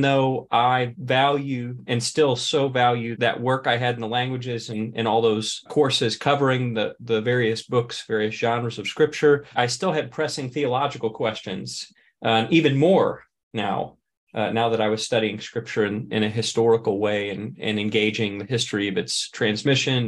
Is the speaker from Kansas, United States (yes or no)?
no; St. Louis, Missouri, United States; I grew up in a suburb of St. Louis, Missouri